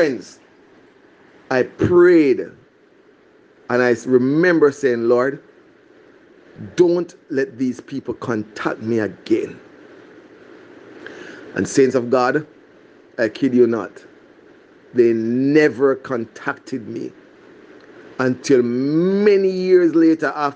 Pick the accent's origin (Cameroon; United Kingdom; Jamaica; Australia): Jamaica; moved away; In my hometown, back in Jamaica